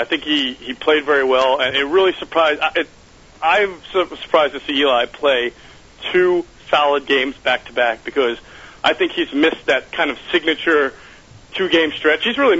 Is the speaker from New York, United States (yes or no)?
yes; New York, United States; I'm from New York. So I grew up a Giants fan.